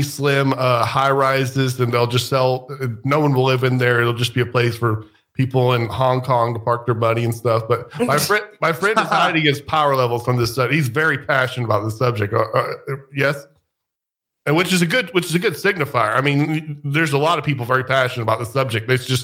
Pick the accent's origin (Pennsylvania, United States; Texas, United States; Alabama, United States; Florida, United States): Florida, United States; so I'm from Florida, which also bears us. It's some, you know, I lived in South Florida for a while